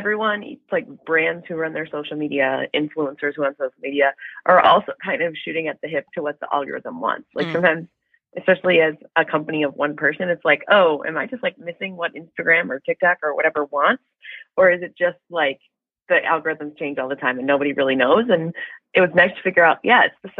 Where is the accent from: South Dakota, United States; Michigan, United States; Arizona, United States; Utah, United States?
Michigan, United States; I'm from Michigan.